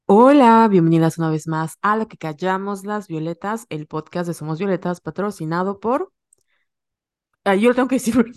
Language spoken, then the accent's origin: Spanish; Yucatán, Mexico; accent: Yucatecan; los yucatecos tenemos como una mala reputación de hablar chistoso